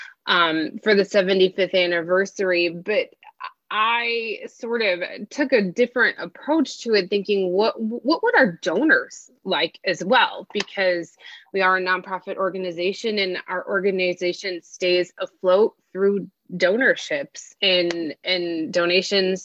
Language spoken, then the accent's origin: English; Oswego, United States; a very fantastic business in my hometown of Oswego